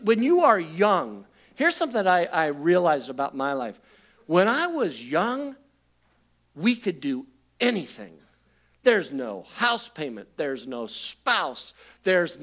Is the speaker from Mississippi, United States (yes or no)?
no; Covina, California, United States; I'm graduating from Covina High School